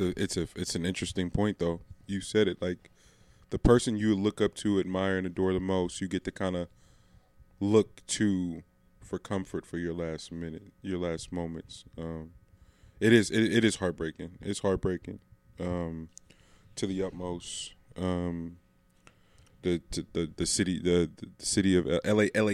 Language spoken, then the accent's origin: English; the Bay Area, California, United States; we're from the Bay